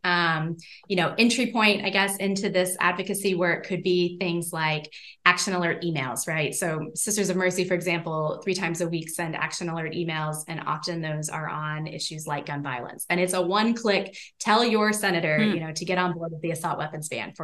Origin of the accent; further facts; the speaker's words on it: the South, United States; also born or lived in Kentucky / Tennessee; now in Rhode Island, United States; I grew up in the South in Kentucky and Tennessee